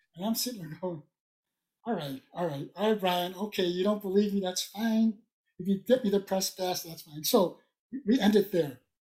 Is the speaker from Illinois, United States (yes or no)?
yes; Chicago, Illinois, United States; I'm from Lincoln Elementary School